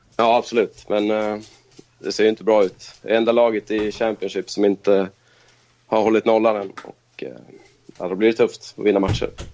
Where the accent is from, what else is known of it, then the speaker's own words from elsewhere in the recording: Köping, Västmanland, Sweden; moved away as an adult; also born or lived in Stockholm; now in Kristianstad, Sweden; Jag kommer från Köping i Västmanland. Där jag bodde i nästan 30 år.